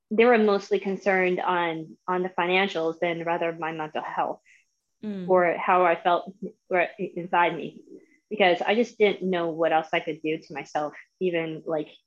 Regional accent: Tampa, Florida, United States; I am 36. I am from Tampa, Florida, but I came from a military family, so I've been through four states since I've since I've been born.

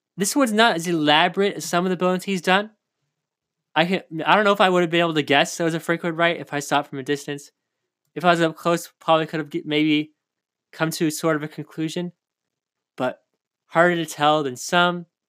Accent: California, United States; also born or lived in Oak Park, Illinois; California, my home state.

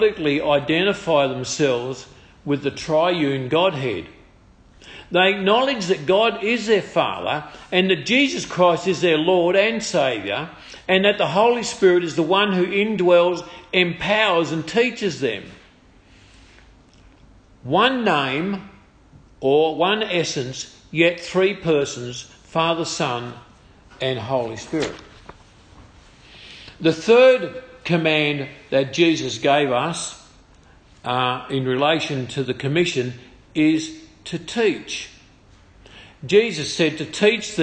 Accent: Tasmania, Australia; now in Maryborough, Australia; I come from Tasmania

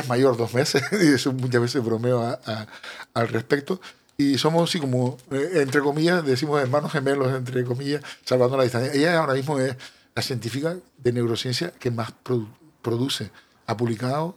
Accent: Canary Islands, Spain

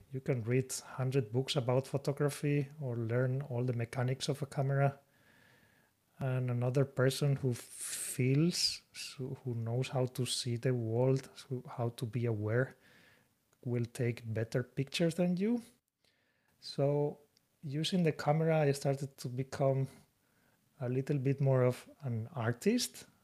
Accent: Spain; moved away as an adult; now in Japan; I'm from Spain

